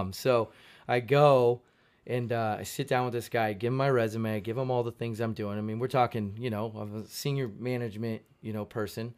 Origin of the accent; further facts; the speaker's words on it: Modesto, California, United States; moved away as an adult; also born or lived in Fresno; Modesto is where I grew up